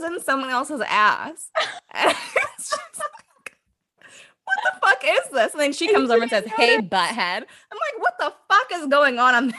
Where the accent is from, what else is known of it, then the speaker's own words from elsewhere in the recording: Chicago suburbs, Illinois, United States; So I'm from the suburbs, and I'm from Chicago.